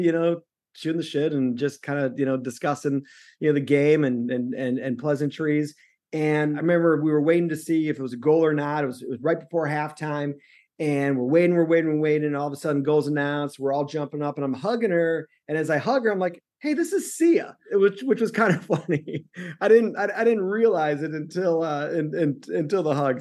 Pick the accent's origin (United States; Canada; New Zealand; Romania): United States; Chicago, Illinois; moved away; also born or lived in the West (US); I'm from Chicago